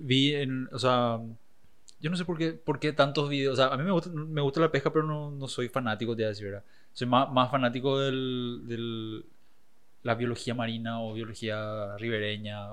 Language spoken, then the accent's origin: Spanish; Paraguay; siempre digo Sudamérica ya porque es cansador explicar que soy de Paraguay.